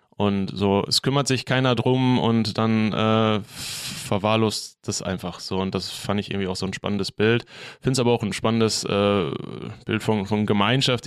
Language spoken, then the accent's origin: German; Bochum, North Rhine-Westphalia, Germany; ich bin in Quernburg groß geworden